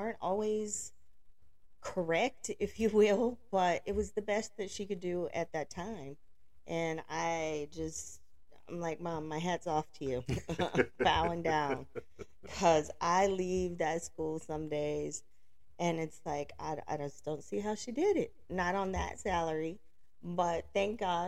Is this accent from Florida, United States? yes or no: no; Alabama, United States; I grew up in Alabama.